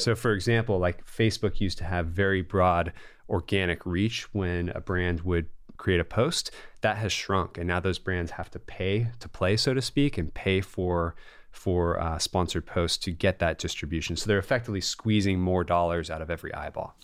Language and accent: English; Bay Area, California, United States; I'm a Californian and a Bay Area na-, native